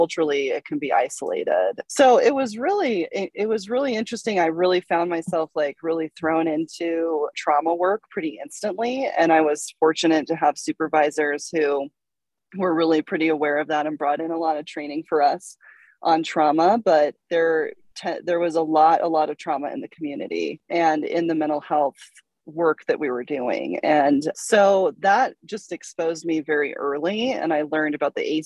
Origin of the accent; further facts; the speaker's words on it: Salt Lake City, Utah, United States; moved away; I'm from Salt Lake City